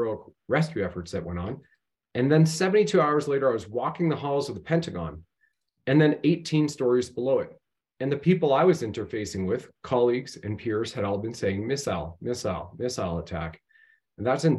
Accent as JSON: {"language": "English", "country": "Canada", "said": "I'm just your everyday Canadian."}